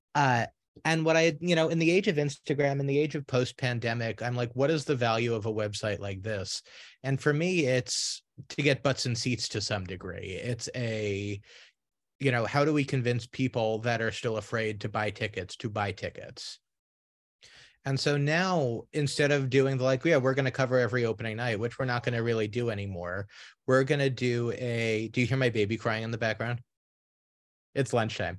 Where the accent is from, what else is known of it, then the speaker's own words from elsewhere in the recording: New York City, New York, United States; inner city New York City, where you know I grew up in in Queens